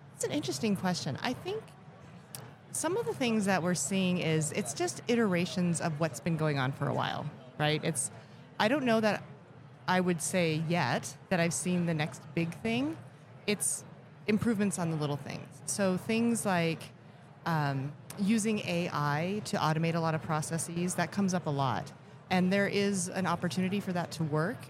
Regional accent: Elkhart, Indiana, United States; I was born in Elkhart, Indiana

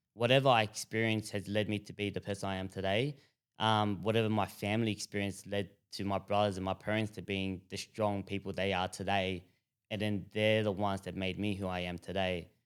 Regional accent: Broadmeadows, Victoria, Australia; So growing up, we grew up in Broadmeadows.

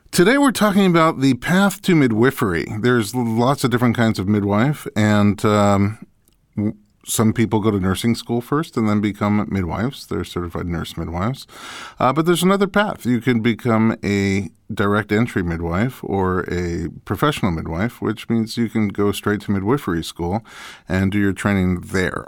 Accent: New York, United States; I grew up in New York, which also gets snow and ice

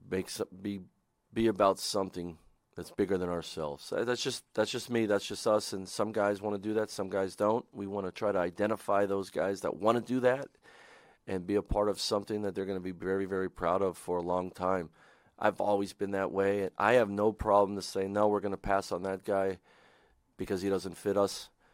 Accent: Pennsylvania, United States; moved away; I didn't come back here 'cause it's my home state

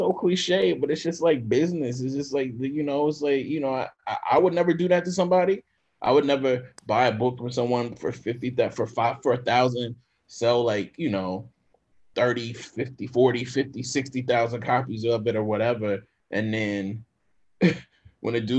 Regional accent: Jackson, Mississippi, United States; I'm from Mississippi

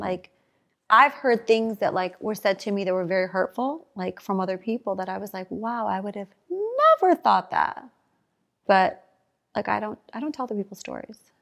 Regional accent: Chicago, Illinois, United States; I'm from Chicago.

